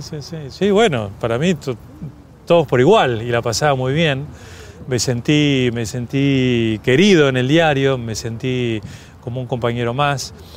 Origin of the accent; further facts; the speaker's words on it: Argentina; como todo argentino